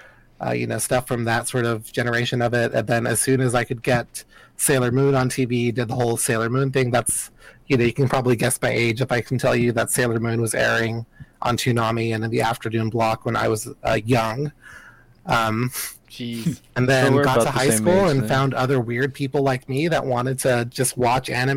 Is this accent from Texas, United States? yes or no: yes; El Paso, Texas, United States; growing up in El Paso